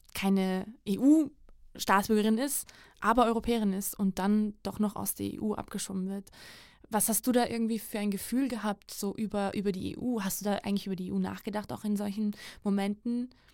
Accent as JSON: {"language": "German", "country": "Georgia", "tie": "born or raised there", "moved": "yes", "said": "seit meiner Kindheit in meinem Heimatland Georgien"}